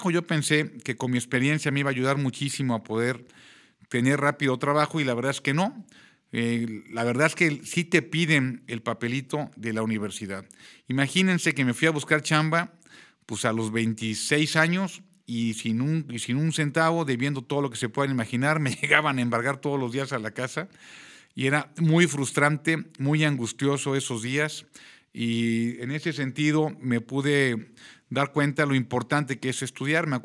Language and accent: Spanish; Querétaro, Mexico; soy queretano, tengo ya 50 añotes de edad, llevo 25 años de casado con la misma señora